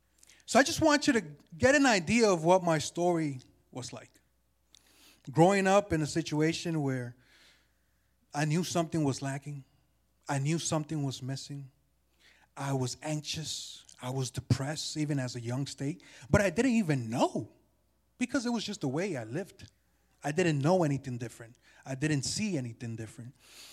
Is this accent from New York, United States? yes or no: yes; New York City, New York, United States; born there; You know, I was born in Jamaica, Queens, New York, 1986.